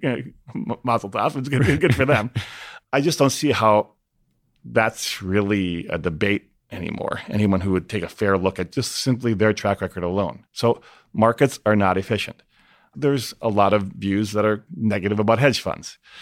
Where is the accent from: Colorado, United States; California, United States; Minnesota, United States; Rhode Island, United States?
Minnesota, United States; Minneapolis; my hometown in Minneapolis